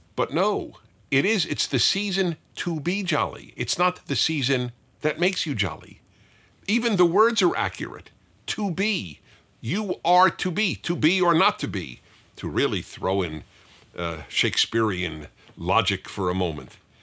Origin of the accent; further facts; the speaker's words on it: New York City, New York, United States; I grew up in Brooklyn, New York